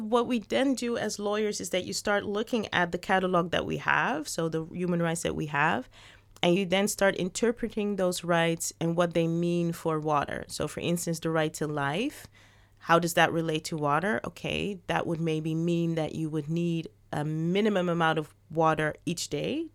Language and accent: English; Netherlands; also born or lived in Suriname; I was born in the Netherlands, but my parents are from Suriname